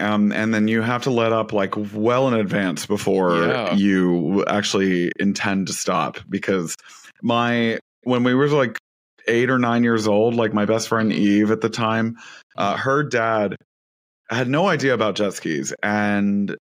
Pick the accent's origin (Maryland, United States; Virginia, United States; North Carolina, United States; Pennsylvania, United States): North Carolina, United States; north of Raleigh; I grew up on Lake Gaston, and so like and it's a man-made lake here in north of Raleigh